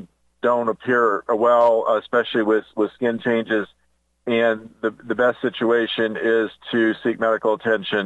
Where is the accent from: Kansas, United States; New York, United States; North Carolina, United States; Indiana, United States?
Indiana, United States; Indianapolis; moved away; a doctor's office that I went to growing up in Indianapolis